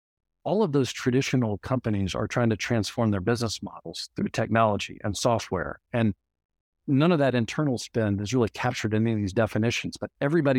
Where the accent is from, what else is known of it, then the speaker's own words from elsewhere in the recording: Louisiana, United States; So just quickly on myself, I grew up in Louisiana.